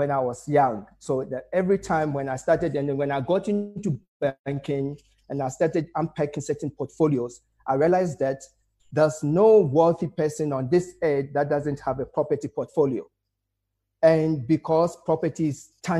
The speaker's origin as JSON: {"language": "English", "country": "Ghana", "moved": "yes", "lives_now": "South Africa", "said": "I'm a Ghanaian, so went into Ghana"}